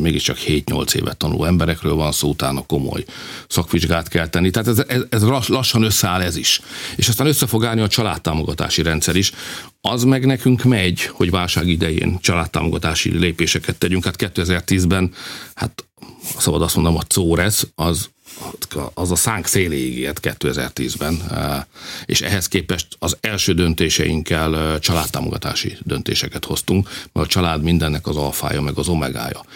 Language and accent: Hungarian; Hungary; mi magyarok vagyunk